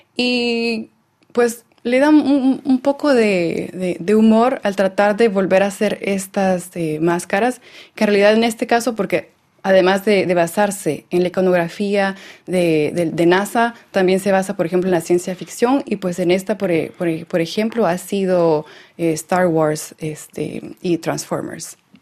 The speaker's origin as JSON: {"language": "Spanish", "area": "Lake Atitlán", "region": "Sololá", "country": "Guatemala", "tie": "born or raised there", "also_born_or_lived": "El Salvador", "moved": "yes", "said": "Yo crecí en Guatemala, en el lago Atitlán"}